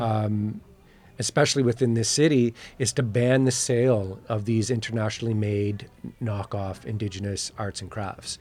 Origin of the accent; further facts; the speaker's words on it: Chippewas of the Thames First Nation, near London, Ontario, Canada; I'm from Chippewa, the Tamas First Nation, by London, Ontario